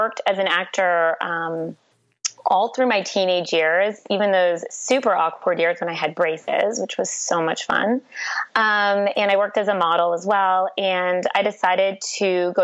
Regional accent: Toronto, Ontario, Canada; I'm from Toronto, Canada

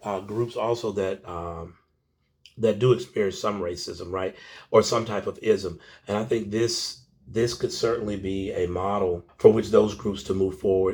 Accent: Macon, Georgia, United States; I'm originally from, uh, Macon, Georgia, and so I, I grew up in the Jim Crow South

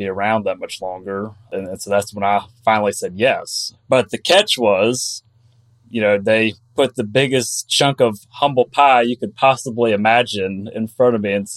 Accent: Athens, Georgia, United States; now in Raleigh, United States; I'm from Georgia originally, from Athens, Georgia. Live in Raleigh, North Carolina now

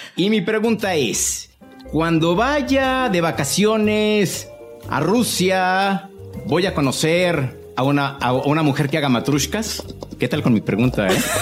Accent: Mexico; yo como mexicano

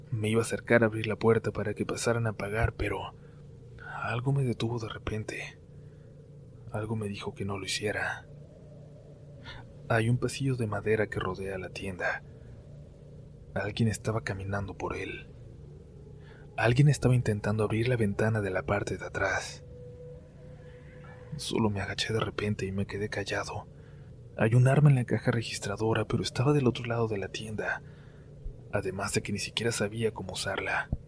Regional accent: Arizona, United States; born there; Mis papás son mexicanos, de Sonora, pero mis hermanos y yo nacimos aquí en Arizona.

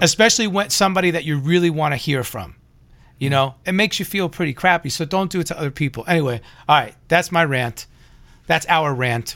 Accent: New York, United States; now in Los Angeles, United States; I'm from New York

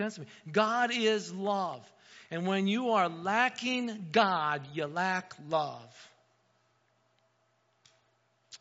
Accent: near South Bend, Indiana, United States; moved away as an adult; now in Wauseon, United States; I grew up in Indiana, 20 minutes outside of South Bend.

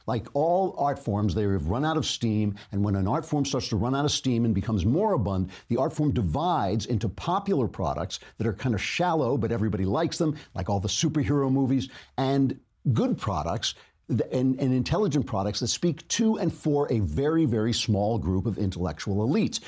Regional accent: New York, United States; as a New Yorker

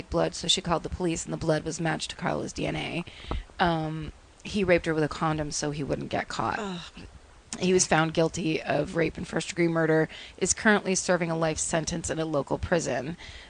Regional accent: Chile; now in New Zealand; I'm originally from Chile, but I've lived in New Zealand, NZ.

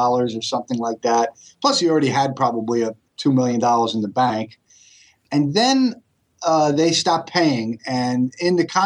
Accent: New York, United States; accent: New York accent; moved away; also born or lived in Rahway, New Jersey; I was born and raised in New York, so that's what you're hearing, unfortunately. New York accent

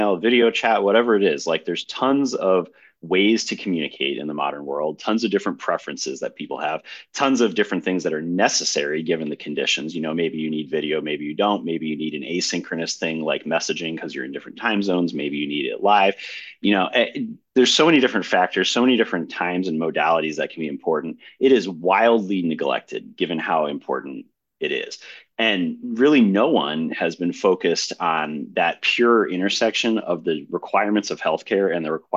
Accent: Maryland, United States; moved away as an adult; also born or lived in Stanford; now in San Francisco, United States; I grew up in Maryland

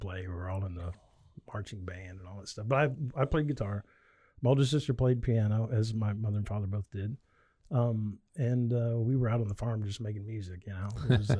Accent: Nebraska, United States; Rural Nebraska.

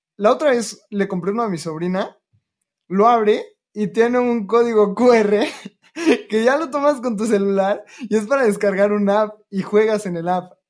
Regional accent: Mexico; nací en México

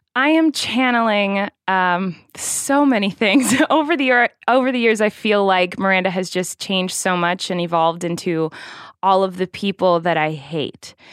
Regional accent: Santa Barbara, California, United States; I was born in Santa Barbara, California, in November

